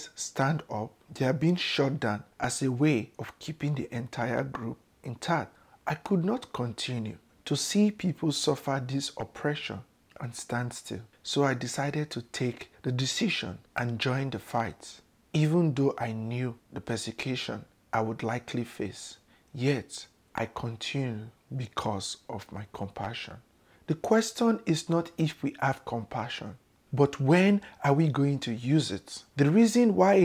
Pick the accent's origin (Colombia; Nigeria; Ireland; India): Nigeria; Warri, Delta; moved away as an adult; now in United States; I was born in Southern Nigeria in a town called Warri in Delta State